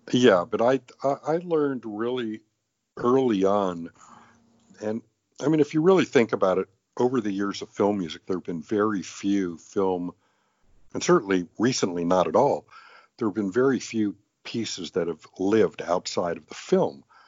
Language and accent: English; Los Angeles, California, United States; also born or lived in England; I grew up in Los Angeles.